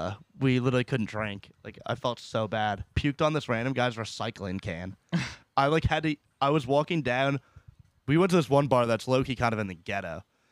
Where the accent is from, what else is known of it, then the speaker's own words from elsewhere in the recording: New Jersey, United States; But then once I say we're from New Jersey, this one chick freaks out.